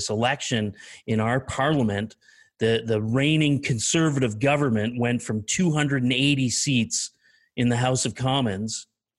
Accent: Eastern Canada, Canada; Essentially, I grew up in the Eastern time zone out in Eastern Canada.

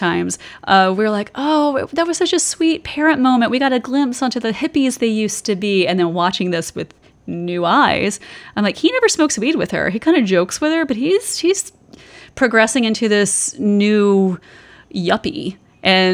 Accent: the South, United States; I was raised in the South

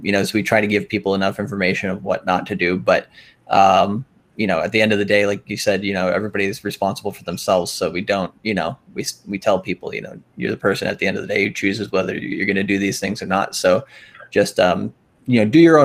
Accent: Minnesota, United States; I'm from Minnesota

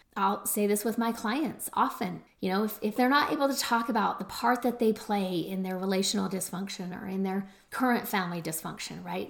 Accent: Utah, United States; my home state of Utah

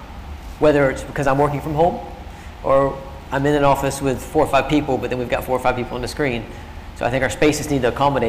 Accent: United States; now in London, United Kingdom; as an American living in London

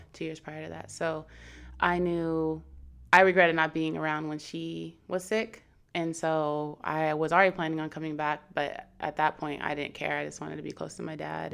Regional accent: Seattle, Washington, United States; moved away as an adult; now in San Diego, United States; born here, then I was pretty much raised in Seattle, Washington, or outside of Seattle, Washington.

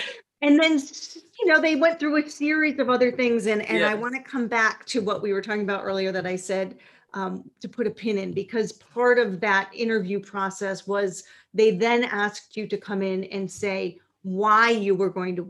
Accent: Minnesota, United States; from Minnesota was the first thing that flowed naturally out of my mouth

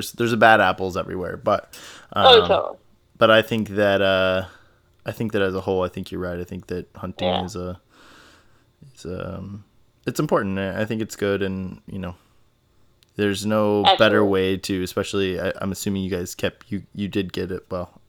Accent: Midwest, United States; Like, I grew up in Midwest, you know, so like whitetail, and it's just kind of like a free for all

